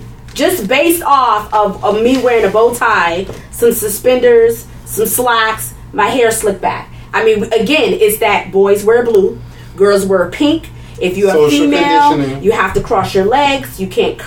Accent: New York City, New York, United States; moved away as an adult; I come from Brooklyn, New York

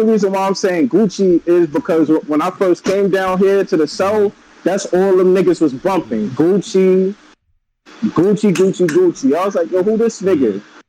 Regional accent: New York City, New York, United States; I'm from Brooklyn.

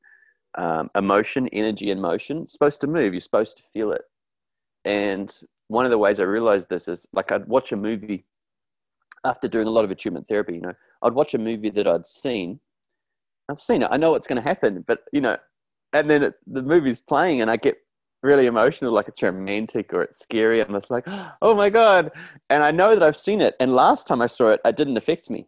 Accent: New Zealand; I grew up in New Zealand in a rugby crazed, stoic, hardcore place, kind of like Australia, really

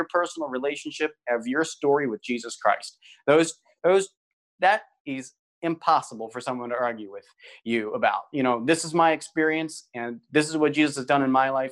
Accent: Philadelphia, Pennsylvania, United States; now in Wisconsin, United States; I'm a native Philadelphian. I grew up in Philadelphia.

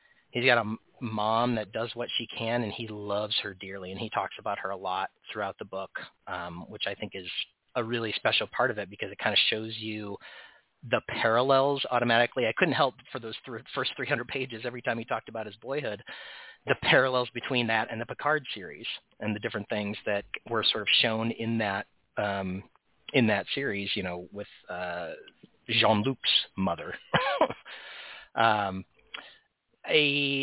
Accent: United States; As a person from the United States

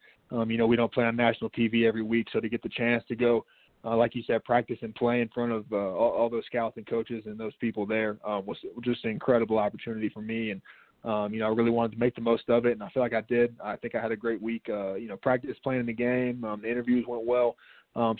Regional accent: Chattanooga, Tennessee, United States; being born and raised in Chattanooga, Tennessee, you know, going home and playing in my hometown

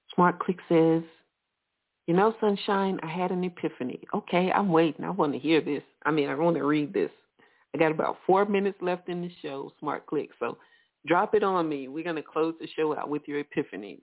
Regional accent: Alabama, United States; I'm from Alabama

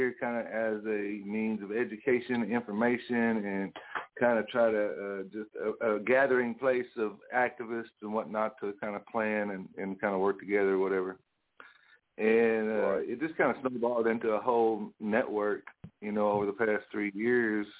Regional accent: Muskogee, Oklahoma, United States; I'm from Muskogee. I grew up here, born and raised here, grew up on the south side

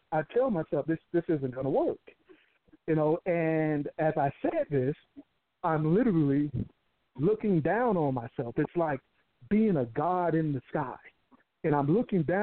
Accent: Houston, Texas, United States; also born or lived in Colorado Springs; come back to my hometown of Houston.

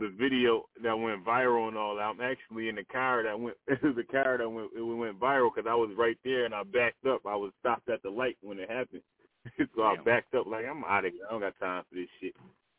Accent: Buffalo, New York, United States; I'm from Buffalo, New York.

